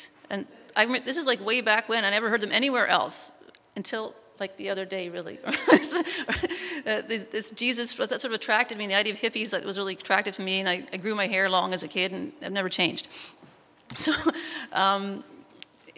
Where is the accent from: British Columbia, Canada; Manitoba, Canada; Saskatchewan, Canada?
British Columbia, Canada; Burnaby; also born or lived in Oshawa, Ontario / Vancouver; I was really young when we moved out here, so I don't remember Ontario, to Burnaby, and I grew up in Burnaby and I live in Burnaby now